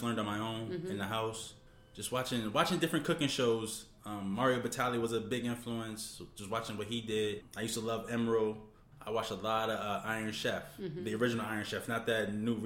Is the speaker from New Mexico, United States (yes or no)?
no; Virginia, United States; now in New Haven, United States; I grew up in Virginia